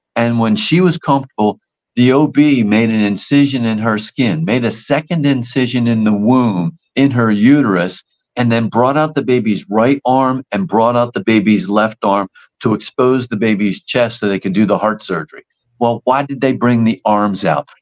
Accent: New Jersey, United States; I'm from New Jersey

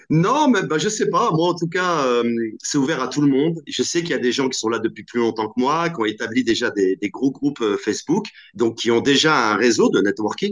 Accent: Normandy, France; also born or lived in Algeria (ancestry); je suis d'origine euh, normande, donc je suis attaché à ma Normandie

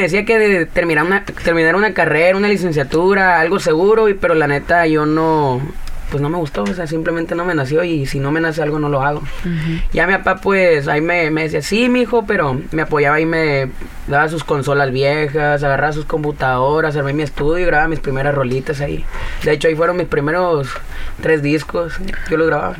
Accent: Caborca, Sonora, Mexico; moved away as an adult; now in Arizona, United States; Yo soy del pueblo de Caborca, Sonora

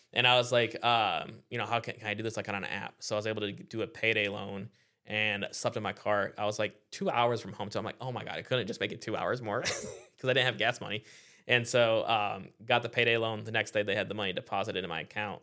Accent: Iowa, United States; now in Florida, United States; I grew up in Iowa

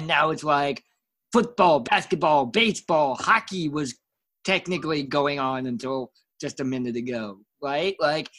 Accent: West Coast, United States; now in Midwest, United States; I do miss that growing up on the West Coast.

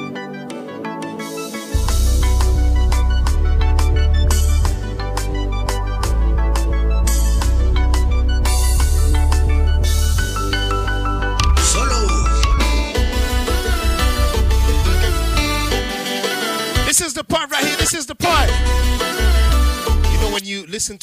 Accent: Montreal, Quebec, Canada; now in New York City, United States; my hometown, Montreal, Canada.

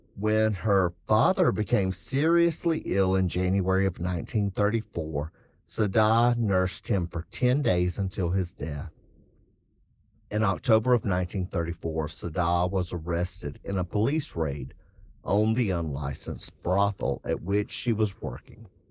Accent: South Carolina, United States; I'm from South Carolina

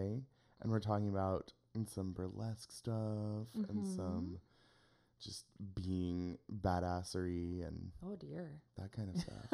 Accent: Lynnwood, Washington, United States; also born or lived in Spokane / Missoula / Seattle; I grew up in Linwood

